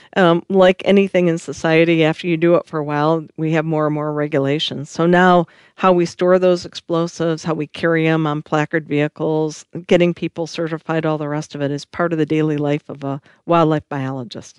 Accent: Michigan, United States; I am from Michigan

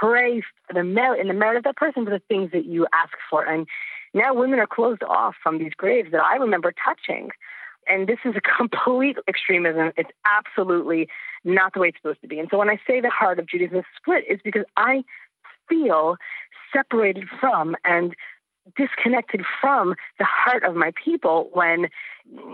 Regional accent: Lakewood, New Jersey, United States; I grew up in Lakewood, New Jersey

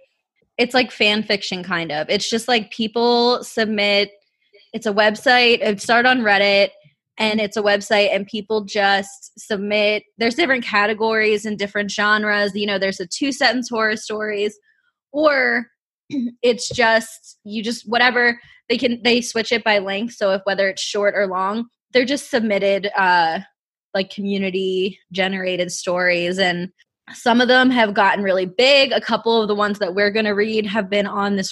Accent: Pennsylvania, United States; I'm from Pennsylvania

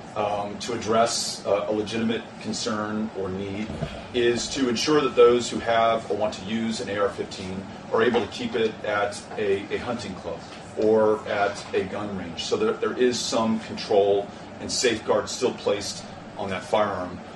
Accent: Texas, United States; my home state

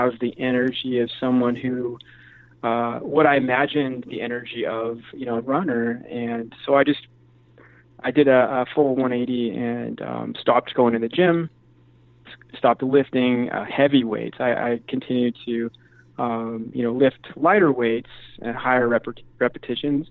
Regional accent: a little north of San Francisco, Northern California, United States; also born or lived in San Diego; originally grew up in Northern California, so just a little north of San Francisco.

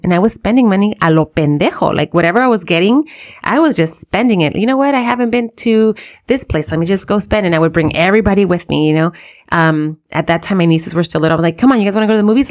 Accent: United States; we live in the U S, we're American in a sense, right? We're, we're born here

